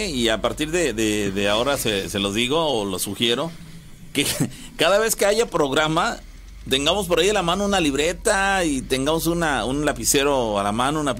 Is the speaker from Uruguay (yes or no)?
no; Córdoba, Veracruz, Mexico; Bueno, yo soy de Córdoba y siempre me han pasado cosas extrañas.